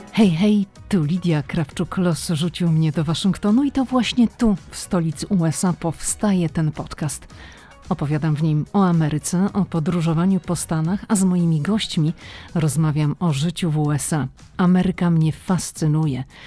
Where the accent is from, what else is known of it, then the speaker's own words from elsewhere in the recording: Poland; moved away as an adult; now in United States; jesteśmy Polakami. My się wychowaliśmy w Polsce